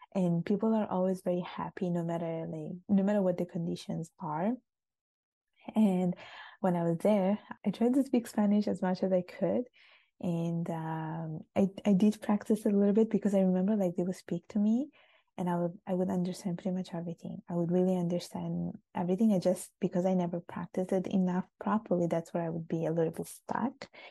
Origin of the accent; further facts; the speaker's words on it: Sicily, Italy; English is a second language; moved away; also born or lived in United Kingdom / Montreal, Canada; when I was growing up in Italy and going to school there